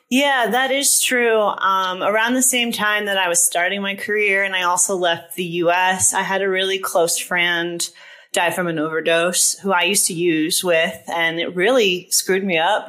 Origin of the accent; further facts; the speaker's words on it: East Coast, United States; moved away; I'm also from the East Coast.